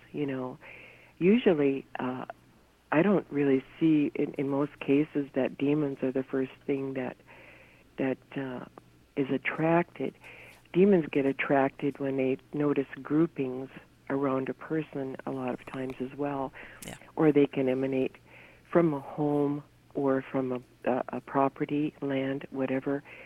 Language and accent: English; North Dakota, United States; moved away; also born or lived in California; growing up in North Dakota